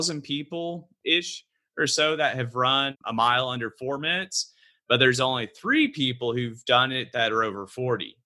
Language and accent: English; Fort Worth, Texas, United States; also born or lived in Austin, Texas; I was born in Fort Worth